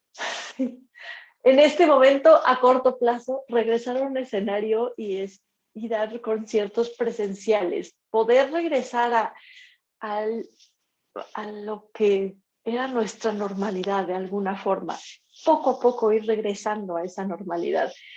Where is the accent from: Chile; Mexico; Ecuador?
Mexico; mi carrera como mujer, como mexicana, como violinista